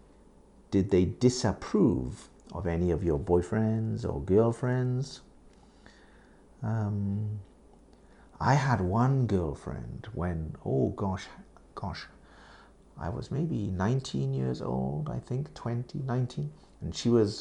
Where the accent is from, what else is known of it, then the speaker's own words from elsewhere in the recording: United Kingdom; now in Japan; I live in Japan, yes, but I'm British.